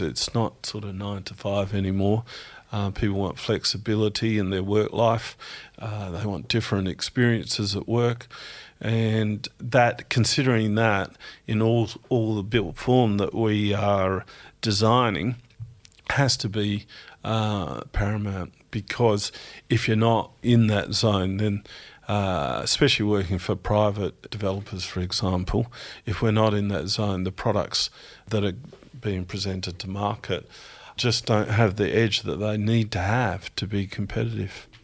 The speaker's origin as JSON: {"language": "English", "town": "Strathalbyn", "region": "South Australia", "country": "Australia", "tie": "born or raised there", "also_born_or_lived": "Adelaide", "said": "I grew up in South Australia, in country South Australia, in Strathalbyn."}